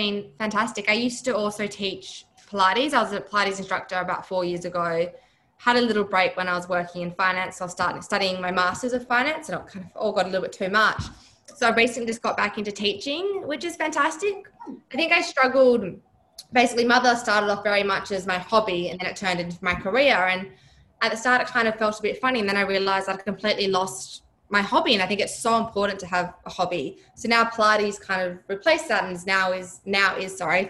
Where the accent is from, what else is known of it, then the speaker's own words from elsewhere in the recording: Broome, Western Australia, Australia; now in Perth, Australia; I'm originally from Broome. I grew up in Broome, which is just northwest of Perth.